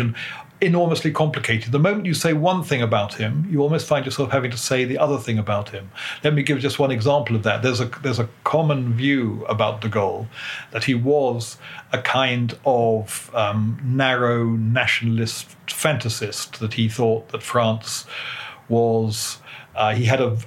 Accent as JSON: {"language": "English", "country": "United Kingdom", "said": "as a British historian"}